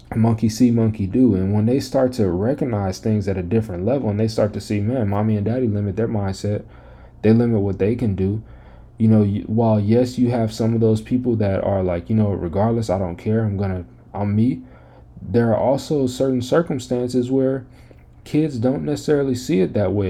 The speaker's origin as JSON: {"language": "English", "town": "Las Vegas", "region": "Nevada", "country": "United States", "moved": "yes", "said": "being from Las Vegas"}